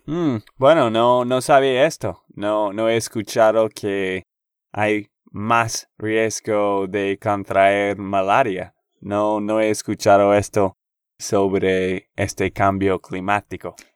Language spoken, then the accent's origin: Spanish; Texas, United States; de Texas, Estados Unidos.